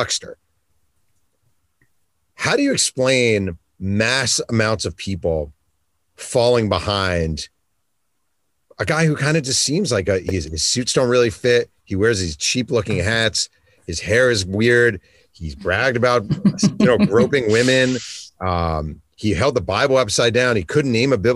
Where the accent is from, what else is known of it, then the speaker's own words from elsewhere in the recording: New York City, New York, United States; I'm from New York. I'm a native New Yorker.